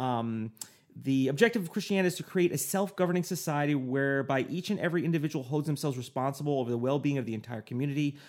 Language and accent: English; United States; me as an American, I'd be like, "I'm an American